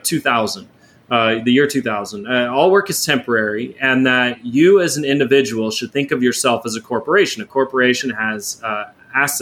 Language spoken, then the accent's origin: English; Houston, Texas, United States; growing up in Houston